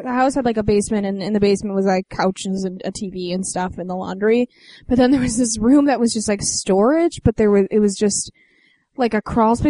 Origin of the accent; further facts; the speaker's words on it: Evergreen Park, Illinois, United States; I'm from Evergreen Park, which is southwest.